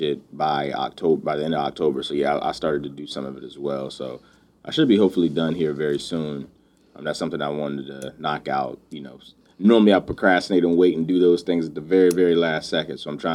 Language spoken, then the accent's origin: English; North Carolina, United States; moved away; also born or lived in Virginia; originally from North Carolina